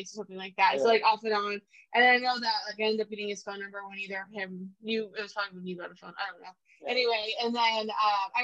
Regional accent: Nampa, Idaho, United States; also born or lived in Sun Valley, Idaho; I was born in Nampa, moved a lot of places, moved to Sun Valley, then moved back to Nampa and started third grade

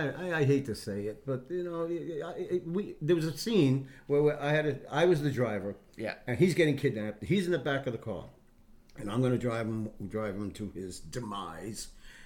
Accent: New York City, New York, United States; I grew up in the Bronx.

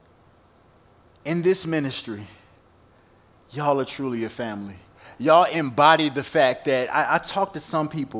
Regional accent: Virginia, United States; moved away as an adult; also born or lived in overseas (stationed 12 years); now in Wyoming, United States; I come from Virginia.

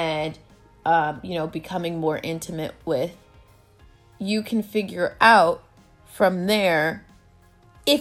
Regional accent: United States; I was born in the States, but I'm also of Haitian descent because my parents were born in Haiti.

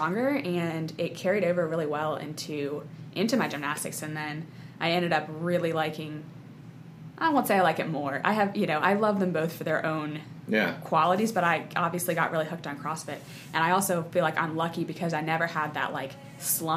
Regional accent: West Virginia, United States; moved away; also born or lived in Madison; I grew up in West Virginia.

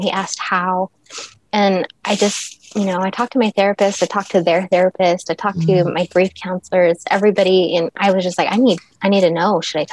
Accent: Dexter, New Mexico, United States; I'm originally from New Mexico, right outside of Roswell, New Mexico. Little small town, Dexter, probably no more than 4,000 people at the time. And so my high school was teeny tiny

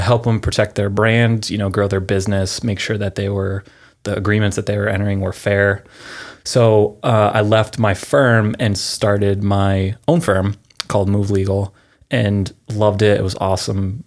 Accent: Pennsylvania, United States; moved away as an adult; now in California, United States; I'm from Pennsylvania originally, moved out here in two thousand seven

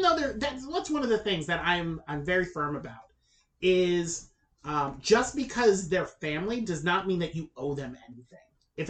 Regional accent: the South, United States; I grew up in the South

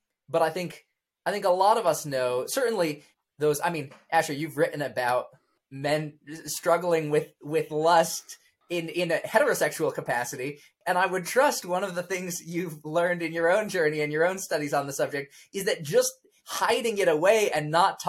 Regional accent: Bandung, West Java, Indonesia; So it's within that context of growing up in Indonesia and, you know, being homeschooled, because that was sort of the best educational option we felt of the options that were available to us in Bandung, Indonesia.

